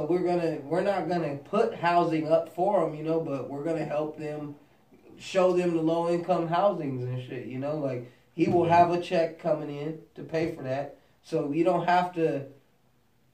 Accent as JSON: {"language": "English", "country": "United States", "said": "I'm American"}